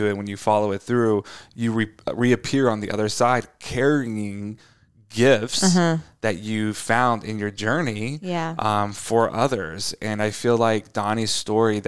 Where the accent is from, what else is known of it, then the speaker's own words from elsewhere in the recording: Tornado Alley, United States; we grew up in the country and I also grew up in Tornado Alley